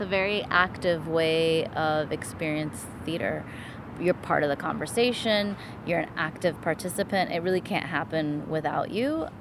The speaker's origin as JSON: {"language": "English", "town": "Miami", "region": "Florida", "country": "United States", "tie": "born or raised there", "said": "born and raised in Miami, like myself"}